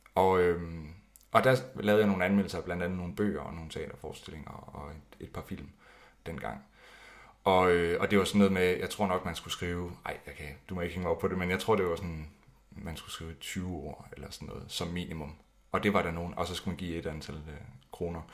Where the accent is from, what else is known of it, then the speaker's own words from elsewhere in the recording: Skive, Central Denmark Region, Denmark; jeg kommer fra Skive, eller lidt uden for Skive